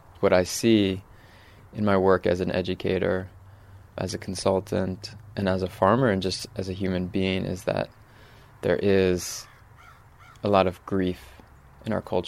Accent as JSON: {"language": "English", "region": "Northwest Connecticut", "country": "United States", "tie": "born or raised there", "also_born_or_lived": "New York City", "moved": "as an adult", "lives_now": "Hudson Valley, United States", "said": "I grew up farming in Northwest Connecticut, about an hour from here."}